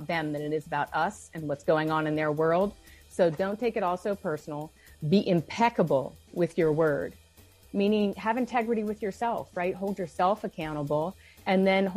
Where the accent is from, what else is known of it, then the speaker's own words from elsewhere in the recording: Denver, Colorado, United States; also born or lived in California; I was from Denver, Colorado